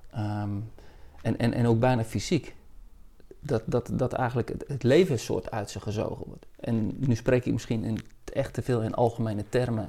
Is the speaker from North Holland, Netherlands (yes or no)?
no; Zeeland, Netherlands; Ik ben in Zeeland opgegroeid